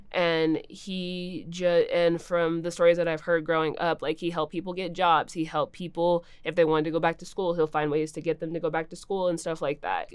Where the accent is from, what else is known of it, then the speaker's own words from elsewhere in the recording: Lubbock, Texas, United States; Growing up in Lubbock